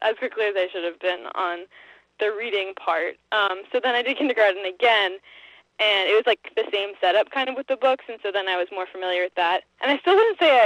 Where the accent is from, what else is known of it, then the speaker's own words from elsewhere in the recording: Lincoln, Massachusetts, United States; I grew up in Lincoln, but I never actually went to Lincoln Public School